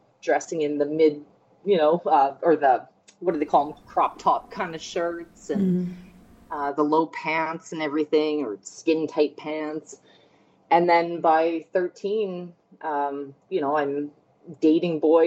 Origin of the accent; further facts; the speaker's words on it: Fort McMurray, Alberta, Canada; now in Edmonton, Canada; I grew up in Fort McMurray, Alberta, which is the oil patch, 5 hours north of Edmonton, Alberta, where I reside now.